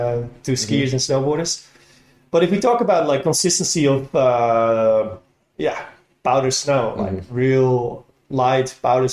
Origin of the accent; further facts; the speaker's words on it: Netherlands; now in Japan; I'm originally from the Netherlands.